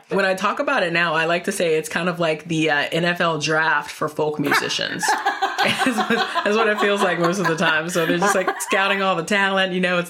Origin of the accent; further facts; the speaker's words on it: North Carolina, United States; now in Northern Virginia, United States; I'm originally from North Carolina. So when I moved to Northern Virginia, which is basically the DC suburbs